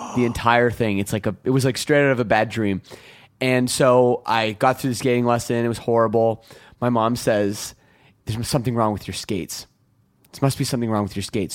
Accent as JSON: {"language": "English", "town": "Toronto", "region": "Ontario", "country": "Canada", "tie": "born or raised there", "said": "I grew up here in Toronto"}